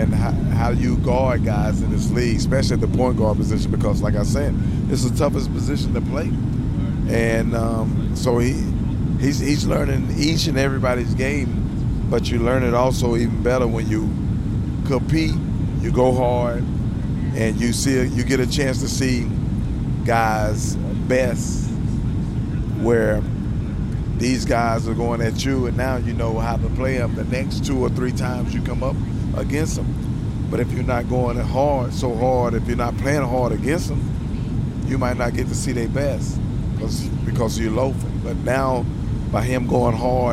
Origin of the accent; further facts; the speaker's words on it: North Carolina, United States; I'm from North Carolina